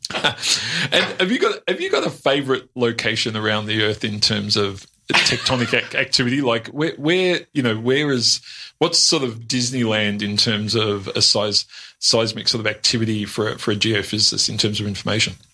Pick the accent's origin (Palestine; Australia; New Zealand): Australia; I'm a bogan from the Western Suburbs.